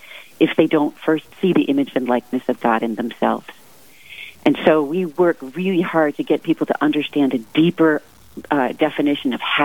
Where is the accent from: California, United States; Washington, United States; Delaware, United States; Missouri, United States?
Washington, United States; Seattle; now in Rapid City, United States; I hail from Seattle, Washington, where we never see snow like this